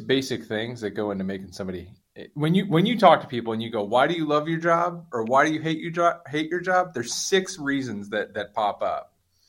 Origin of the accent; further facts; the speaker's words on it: Northeast, United States; And I'm Irish Catholic from the Northeast. So that means everybody in my family is a nurse, firefighter, or a cop.